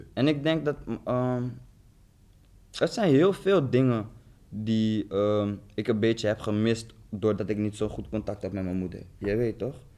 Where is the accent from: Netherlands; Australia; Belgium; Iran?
Netherlands; Zoetermeer, South Holland; moved away; also born or lived in The Hague; we zijn toen verhuisd naar Den Haag. Ik kom eigenlijk uit Zoetermeer